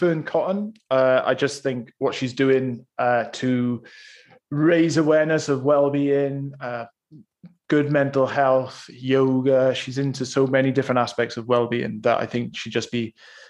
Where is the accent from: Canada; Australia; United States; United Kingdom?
United Kingdom; Bridgend, Wales; Bridgend, which is my hometown.